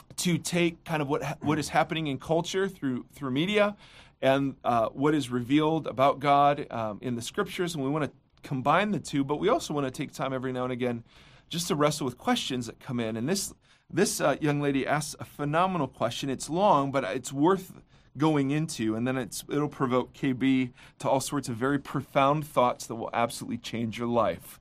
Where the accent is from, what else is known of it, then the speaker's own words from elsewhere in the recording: Midwest, United States; now in Orange County, United States; as a Midwesterner